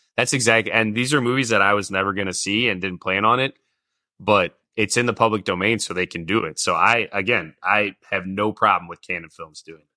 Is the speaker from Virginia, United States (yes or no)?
no; St. Louis, Missouri, United States; growing up in Saint Louis